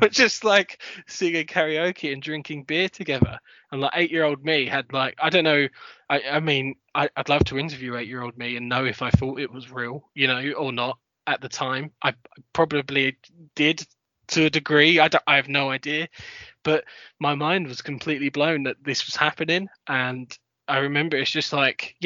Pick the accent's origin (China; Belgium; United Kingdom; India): United Kingdom; London; I grew up in London